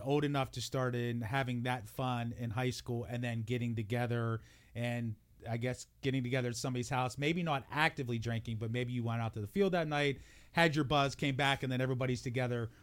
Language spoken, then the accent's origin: English; Wheeling, West Virginia, United States; growing up in Warwood, now granted, I always grew up on the hill